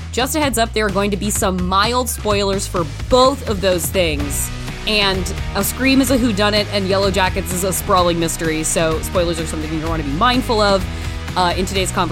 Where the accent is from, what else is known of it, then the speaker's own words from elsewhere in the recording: Springfield, Oregon, United States; I grew up in Springfield.